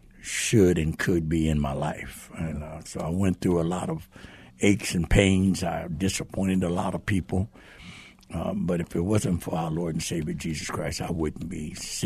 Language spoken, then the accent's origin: English; Stockton, California, United States; I was born in Stockton, California, and went to Edison High School there